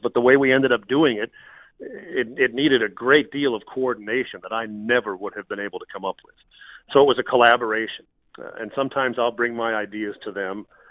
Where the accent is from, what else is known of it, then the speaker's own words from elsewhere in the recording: Minnesota, United States; moved away as an adult; also born or lived in Montana; I grew up in Minnesota, and I took my first job in Montana, which was about a thousand miles away